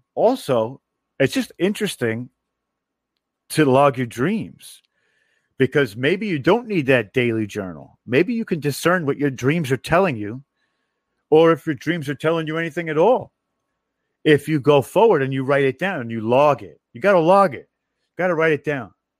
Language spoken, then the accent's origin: English; New York, United States; I'm from New York